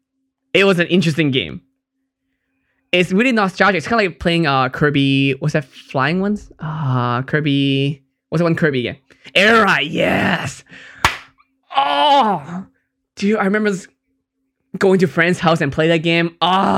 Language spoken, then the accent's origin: English; Hong Kong; I'm from Hong Kong, so that's why it's a big thing in Asia.